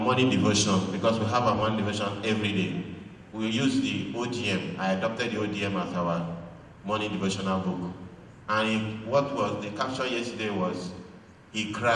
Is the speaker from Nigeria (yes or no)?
yes; Abia, Nigeria; I am from Abia. Two of us are Igbo.